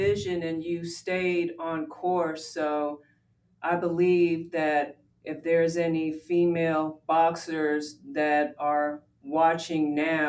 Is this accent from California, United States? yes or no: no; Westchester County, New York, United States; also born or lived in Harlem, New York; Well, I'm from New York, but I'm not from the city. I'm from Westchester County.